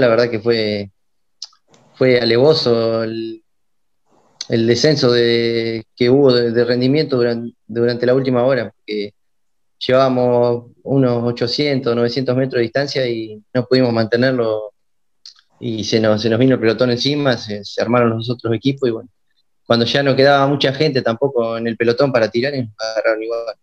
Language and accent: Spanish; Ranchos, Buenos Aires Province, Argentina; yo soy oriundo de Ranchos, de la ciudad de Ranchos, mi, padre es de acá